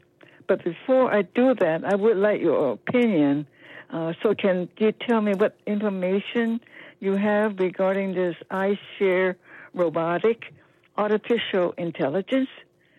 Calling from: San Francisco, California, United States; I'm calling from San Francisco, KDOW

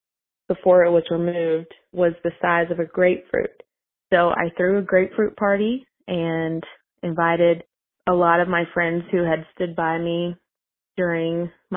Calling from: Salisbury, North Carolina, United States; I'm calling from Salisbury, North Carolina.

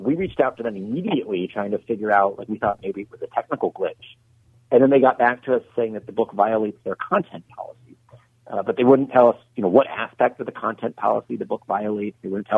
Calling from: Luckett, Virginia, United States

